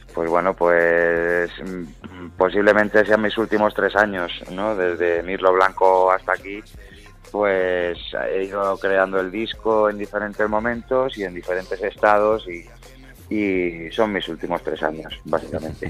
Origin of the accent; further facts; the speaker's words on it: Madrid, Community of Madrid, Spain; Todo lo que yo hablo creo que, que, es, muy madrileño y se nota mucho de donde soy